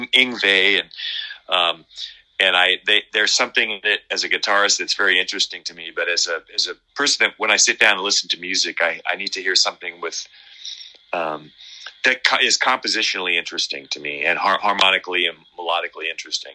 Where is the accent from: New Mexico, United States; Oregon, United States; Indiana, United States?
Oregon, United States; Medford; now in California, United States; my hometown up in oregon medford